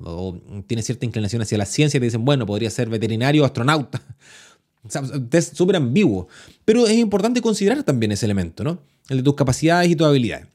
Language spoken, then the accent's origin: Spanish; Chile; yo soy chileno